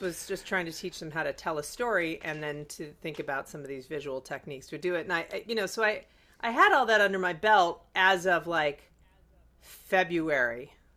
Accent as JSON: {"language": "English", "town": "Chicago", "region": "Illinois", "country": "United States", "tie": "born or raised there"}